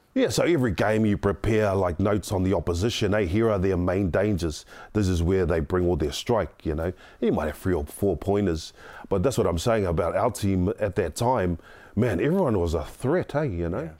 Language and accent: English; Auckland, New Zealand; I grew up in South Auckland, the son of a widow